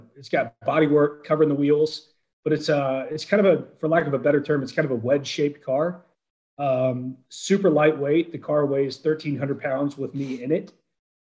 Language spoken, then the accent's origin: English; Atlanta, Georgia, United States; moved away; I'm from Atlanta originally